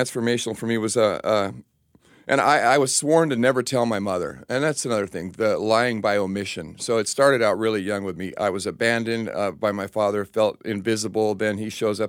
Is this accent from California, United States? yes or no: yes; Laguna Beach, California, United States; also born or lived in Summit, New Jersey; I grew up primarily in Laguna Beach, California, during the hippie era